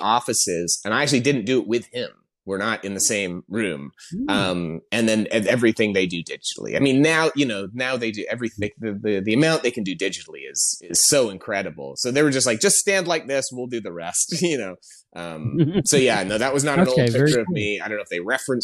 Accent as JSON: {"language": "English", "country": "Canada", "also_born_or_lived": "Toronto", "moved": "as an adult", "lives_now": "Los Angeles, United States", "said": "I'm Canadian. I've been in LA for about 10 years now, but I came up working in Toronto"}